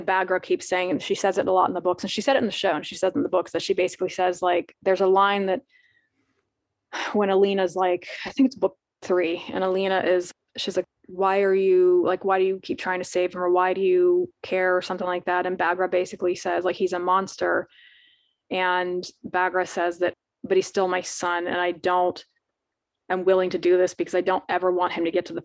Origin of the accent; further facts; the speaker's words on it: United States; I'm American